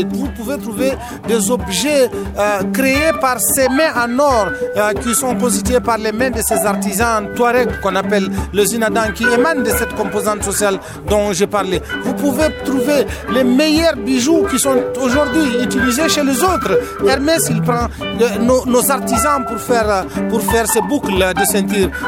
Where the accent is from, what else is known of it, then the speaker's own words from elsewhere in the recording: Niger; Je suis euh, euh, un Nigérien, je suis du Niger.